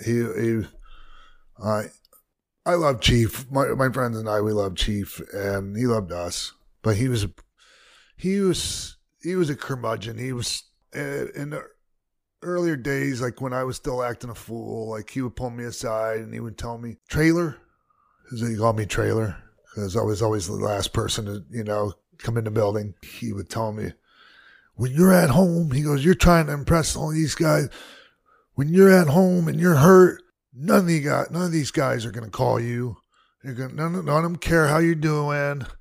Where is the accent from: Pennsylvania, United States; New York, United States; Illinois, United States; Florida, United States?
Florida, United States; Tampa; moved away; it was in my hometown